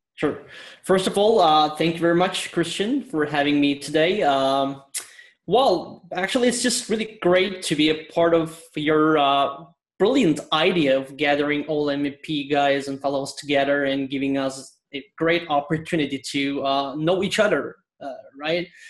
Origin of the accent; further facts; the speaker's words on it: Istanbul, Turkey; now in London, United Kingdom; I'm originally from Istanbul, Turkey, and I'm based in London.